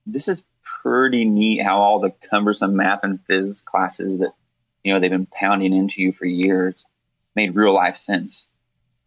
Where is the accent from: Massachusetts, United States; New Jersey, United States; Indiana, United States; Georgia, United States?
Indiana, United States; Terre Haute; I grew up around Terre Haute